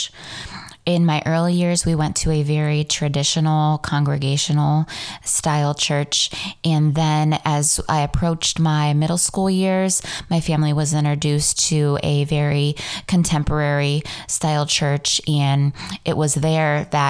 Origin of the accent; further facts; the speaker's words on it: Ontario, Ohio, United States; also born or lived in Mansfield, Ohio / Cleveland, Ohio; I was born in Mansfield, Ohio. Grew up in Ontario, Ohio